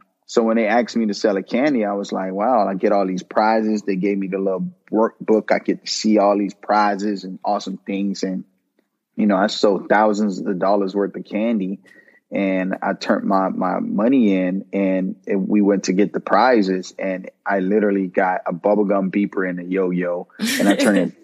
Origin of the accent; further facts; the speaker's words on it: Miami Gardens, Florida, United States; I grew up in Miami, Kara City